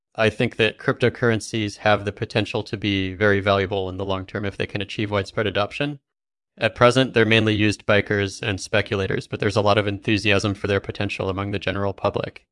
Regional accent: England, United Kingdom; I grew up in England and studied computer science at Cambridge University

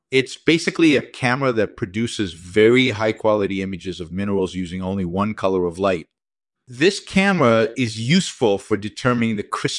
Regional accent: Israel; moved away as an adult; also born or lived in England; I grew up in Israel, and I completed a BE in geological sciences and MS in mineralogy from the Hebrew University of Jerusalem.

